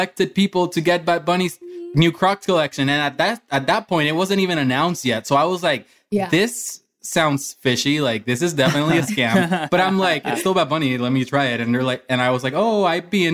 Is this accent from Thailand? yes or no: no; Puerto Rico; moved away as an adult; also born or lived in Orlando, Florida; growing up in Puerto Rico